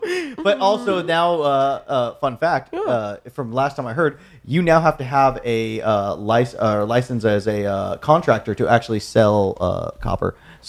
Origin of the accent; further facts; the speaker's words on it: Deep South, United States; I'm from the deep south.